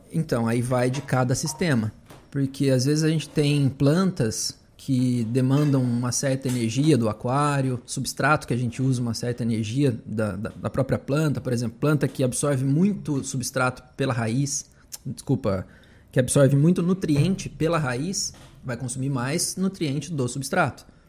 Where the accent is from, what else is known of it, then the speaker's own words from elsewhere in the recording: Limeira, São Paulo, Brazil; moved away as an adult; also born or lived in São João da Boa Vista / Santa Catarina; Eu sou de Limeira. Morava em São João da Boa Vista aqui